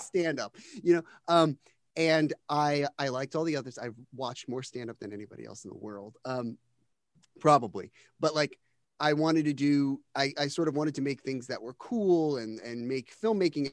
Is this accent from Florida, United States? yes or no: no; New Jersey, United States; I'm from New Jersey. Um, I grew up in the shadow of the New York stand-up scene